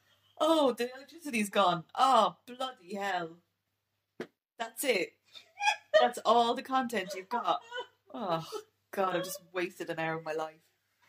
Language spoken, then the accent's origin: English; Ireland; And I'm being Irish, it's terrible.